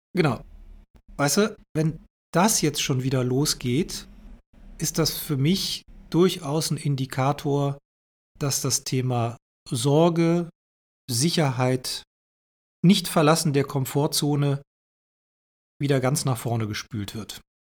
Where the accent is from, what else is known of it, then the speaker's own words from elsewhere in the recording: Germany; hier bei uns im Westen in Deutschland